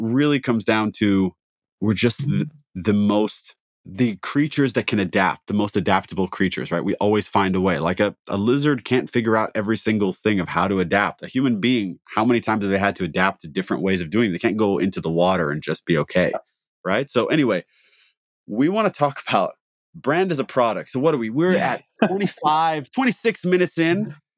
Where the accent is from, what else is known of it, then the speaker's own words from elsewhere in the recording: Midwest, United States; It's a tornado thing. Like, not that it's, I'm from the Midwest.